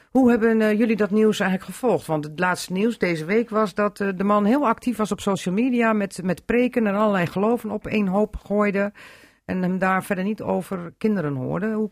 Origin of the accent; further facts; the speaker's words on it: Drenthe, Netherlands; Eh, ja, dan trekken wij ons als Drenten ook terug.